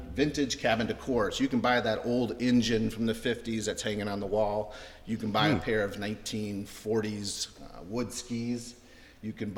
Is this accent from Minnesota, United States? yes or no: yes; Minnesota, United States; moved away as an adult; also born or lived in Ohio; I grew up in Minnesota